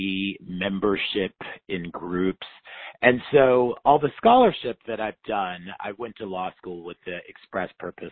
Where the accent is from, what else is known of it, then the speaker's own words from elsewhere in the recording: Tulsa, Oklahoma, United States; moved away as an adult; also born or lived in North Carolina / Philadelphia, Pennsylvania / Michigan; now in New York, United States; I grew up in Oklahoma, and my mom is from Wewoka, Oklahoma, the capital of the Seminole Nation